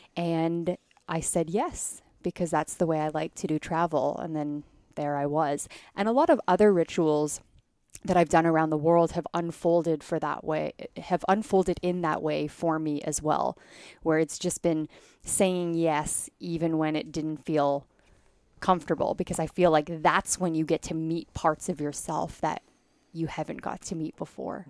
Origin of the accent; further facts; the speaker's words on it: Canada; I grew up in Canada